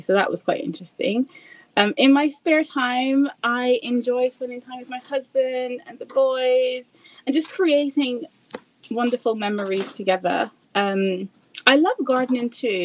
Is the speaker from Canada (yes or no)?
no; Barbados; moved away as an adult; now in United Kingdom; I'm originally from Barbados. My husband is as well, but we're based in the UK.